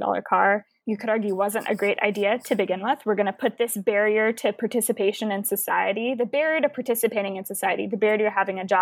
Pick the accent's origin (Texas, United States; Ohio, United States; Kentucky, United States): Texas, United States; Houston; I'm from Houston, Texas